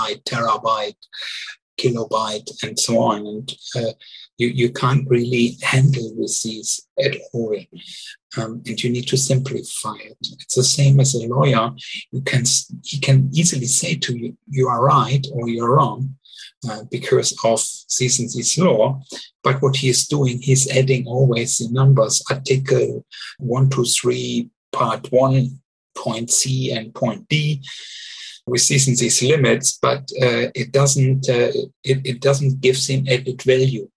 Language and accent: English; Germany; English is a second language; moved away as an adult; also born or lived in Luxembourg / Switzerland; now in Zurich, Switzerland; I'm original from Germany